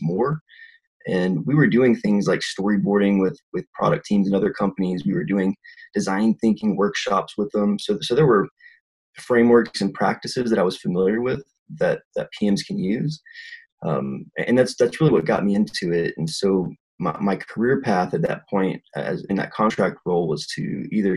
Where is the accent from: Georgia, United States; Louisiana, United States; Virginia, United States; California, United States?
Louisiana, United States; South; moved away as an adult; now in Utah, United States; I'm originally from South Louisiana, where there's literally no tech at all, and moved up to Utah